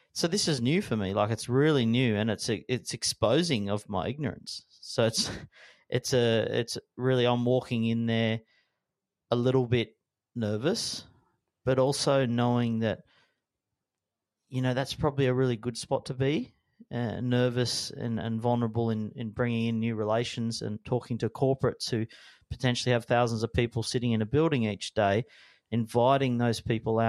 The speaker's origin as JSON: {"language": "English", "town": "Sydney", "region": "New South Wales", "country": "Australia", "tie": "born or raised there", "said": "as a young guy growing up in the Northern Beaches"}